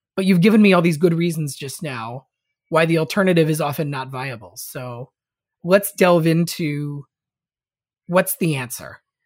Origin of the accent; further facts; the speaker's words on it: Saint Paul, Minnesota, United States; my hometown, um, of Saint Paul, Minnesota, where I currently am